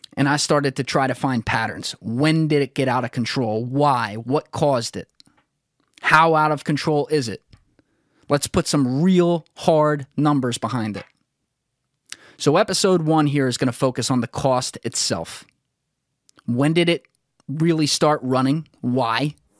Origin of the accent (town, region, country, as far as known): United States